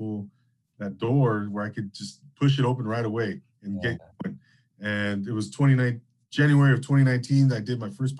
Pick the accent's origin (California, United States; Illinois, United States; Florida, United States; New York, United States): California, United States; Rancho Cucamonga; I grew up in Inland Empire, Rancho Cucamonga, not too far from Temecula